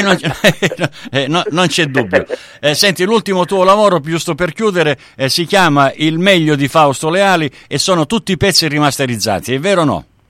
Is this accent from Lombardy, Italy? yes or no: no; Sicily, Italy; now in Australia; io son siciliano